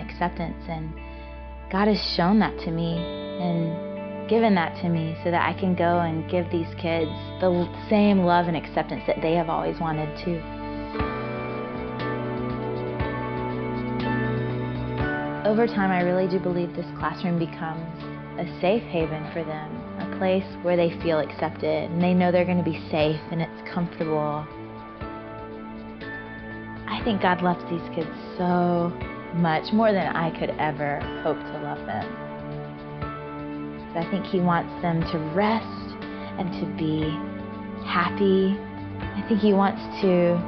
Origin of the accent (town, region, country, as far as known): Georgia, United States; born or raised there